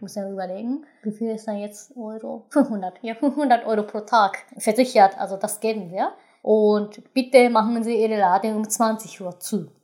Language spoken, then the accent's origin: German; western Japan, Japan; German is a second language; moved away as an adult; ich komme aus Westjapan